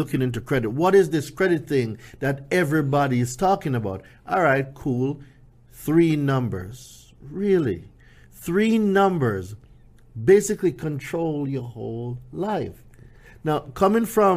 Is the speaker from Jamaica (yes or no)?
yes; Jamaica; moved away as an adult; now in United States; I came here from Jamaica, right? So for those of you who don't know, I lived in Jamaica until I was about